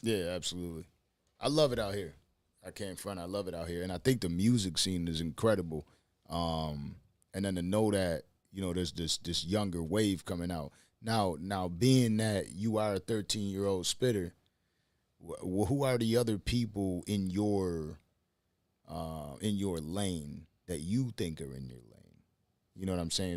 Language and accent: English; Buffalo, New York, United States; moved away as an adult; now in Miami, United States; I'm from, I'm from Buffalo, New York